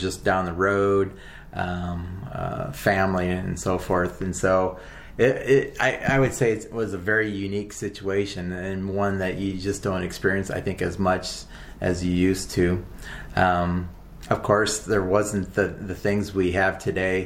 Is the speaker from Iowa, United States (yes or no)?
yes; Iowa, United States; moved away as an adult; also born or lived in Wyoming / South Dakota; now in Port Orchard, United States; I was born and raised in the Midwest in Iowa, mostly on a farm